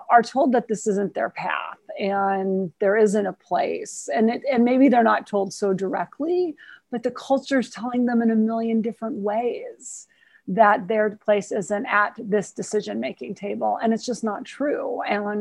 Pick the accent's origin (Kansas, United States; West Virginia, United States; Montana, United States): Montana, United States; I'm from Montana